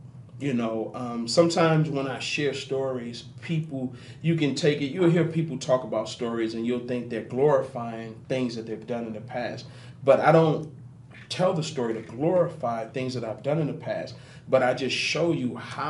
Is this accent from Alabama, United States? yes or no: no; Harlem, New York, United States; I'm originally from Harlem, New York, but if you go about 3 hours away